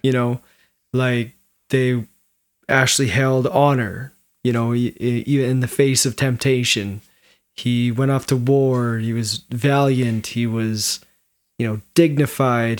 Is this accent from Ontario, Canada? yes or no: no; Williams Lake, British Columbia, Canada; I grew up in Williams Lake. I'd lived up that road since I was four years old